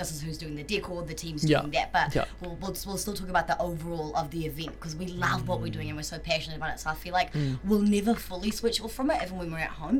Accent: South Africa; I'm full South African.

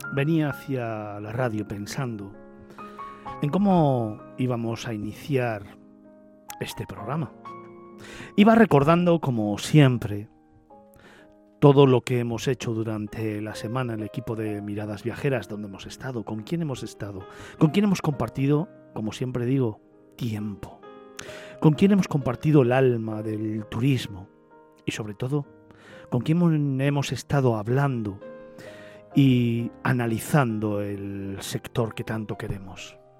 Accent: Spain

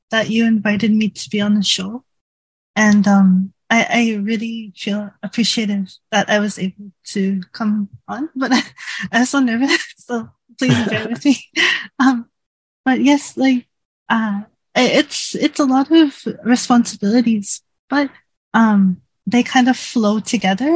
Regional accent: Toronto, Ontario, Canada; moved away as an adult; now in Japan; I used to live in Canada, in Toronto. That's my home country and my hometown

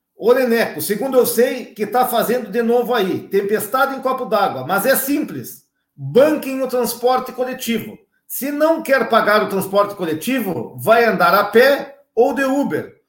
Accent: Brazil; eu me criei lá no Armor

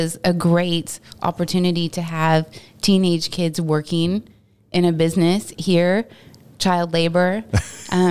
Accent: Texas, United States; moved away; Being from Texas

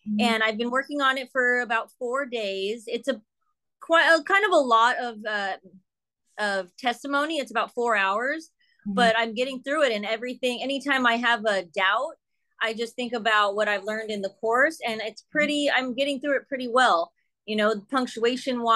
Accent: San Diego, California, United States; I'm from San Diego, California, born and raised

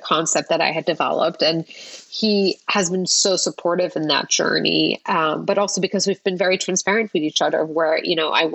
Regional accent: Luxembourg; moved away; I grew up in Europe

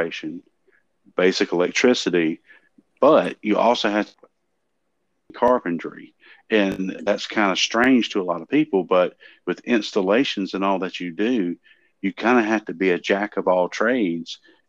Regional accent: the South, United States; I am from the South and live on a dirt road

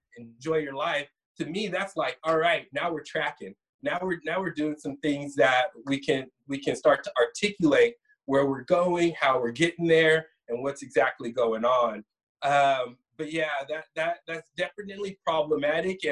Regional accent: Sacramento, California, United States; I'm from Sacramento. I was originally born in Sacramento

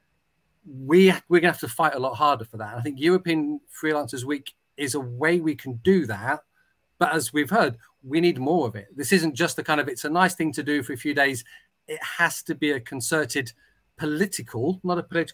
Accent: United Kingdom; I'm British, therefore, I don't really speak any other language

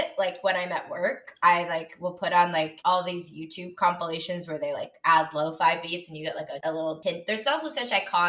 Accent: South Florida, United States; moved away; Like I'm from South Florida originally. And so I grew up going to Disney World.

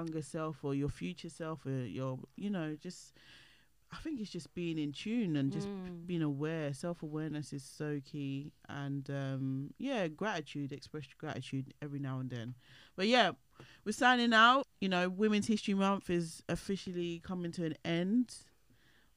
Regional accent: London, United Kingdom; moved away; I went back to my old, where I grew up in East London

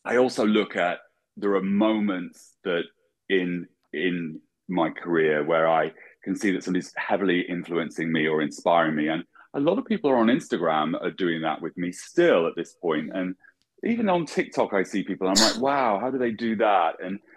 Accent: England, United Kingdom; moved away; I'm an English colorist.

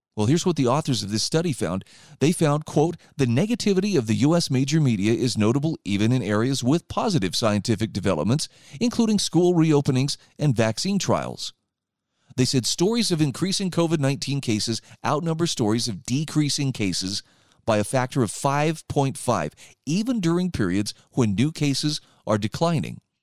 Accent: Utah, United States; my home state of Utah

